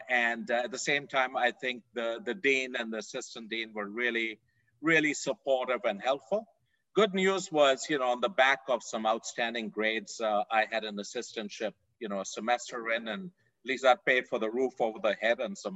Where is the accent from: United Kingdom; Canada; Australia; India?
India; moved away as an adult; also born or lived in Fort Worth, Texas; now in United States; I grew up in India, a long way away from here